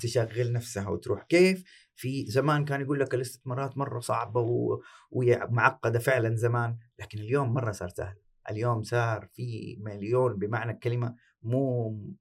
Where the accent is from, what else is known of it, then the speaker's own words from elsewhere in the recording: Saudi Arabia; عندنا في السعوديه